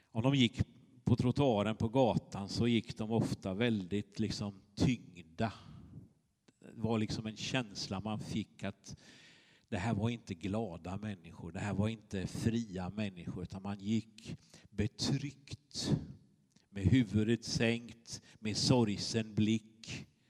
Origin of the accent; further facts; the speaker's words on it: Småland, Sweden; moved away; Jag kommer från Småland, brukar jag säga. Då skrattar de lite. Eh, men så är det ju. Eh, jag är uppvuxen på ostkusten, på den andra sidan